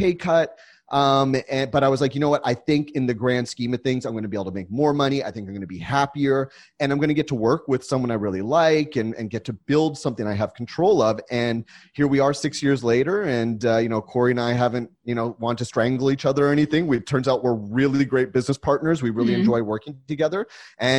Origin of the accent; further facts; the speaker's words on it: San Diego, California, United States; also born or lived in Los Angeles; I grew up in San Diego